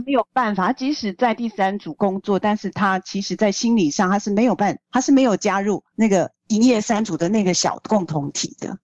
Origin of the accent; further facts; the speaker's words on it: Taiwan; 作为一个台湾人